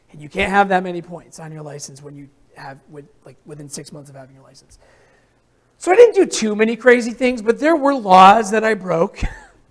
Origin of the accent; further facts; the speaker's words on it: Hartwellville, Vermont, United States; I grew up in Hartwellville, Vermont